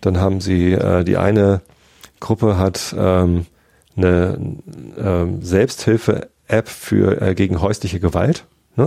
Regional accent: Hamburg, Germany; Ich als Hamburger

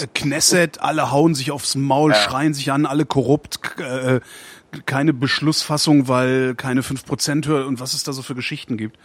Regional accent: Germany; ich bin Deutscher und wohne in Deutschland

